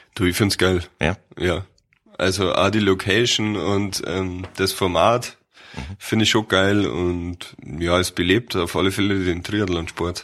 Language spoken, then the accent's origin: German; Mammendorf, Bavaria, Germany; Also ich bin aufgewachsen in Mammendorf, das ist im Landkreis Fürstenfeldbruck